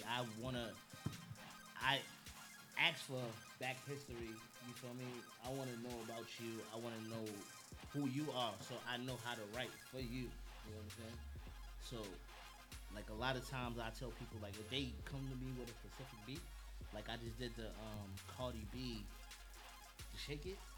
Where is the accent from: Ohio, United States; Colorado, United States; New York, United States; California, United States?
New York, United States; Queens; I'm a clean Queens nigga. That's first and foremost. You feel me? And uh, I'm from Southside.